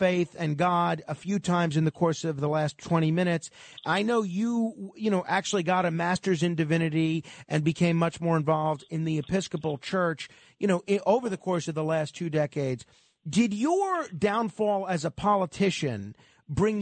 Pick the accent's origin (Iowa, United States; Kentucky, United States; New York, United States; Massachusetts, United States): New York, United States; I'm a New Yorker